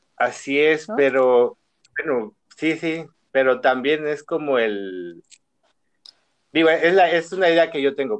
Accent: Chiapas, Mexico; born or raised there; moved away as an adult; now in Guadalajara, Mexico

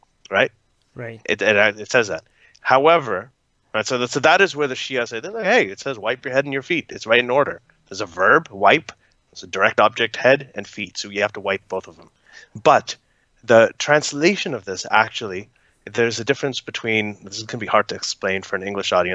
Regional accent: Saudi Arabia; moved away; also born or lived in Pakistan; I grew up in Saudi Arabia

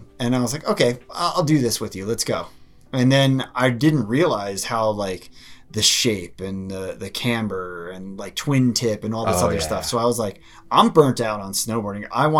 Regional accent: East Coast, United States; moved away as an adult; now in Colorado, United States; I grew up on the East Coast.

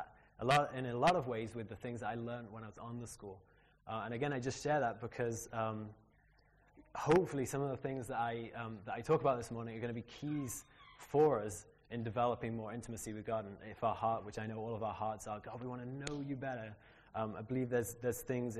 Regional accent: Liverpool, North West England, United Kingdom; moved away as an adult; also born or lived in United States; grew up in Liverpool in a great Christian family

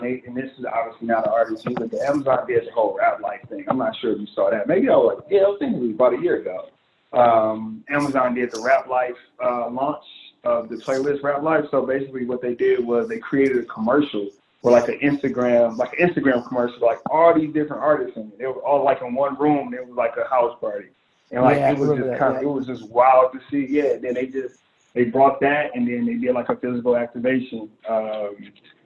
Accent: Detroit, Michigan, United States; I'm from Detroit

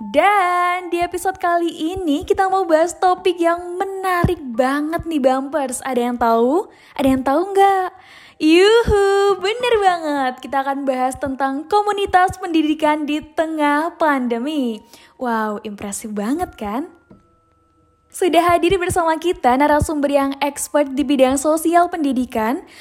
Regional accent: Boyolali, Central Java, Indonesia; kebetulan aku orang Boyolali, jadi ya masih bisa lah ya dibilang tetanggaan sama Kak Mega.

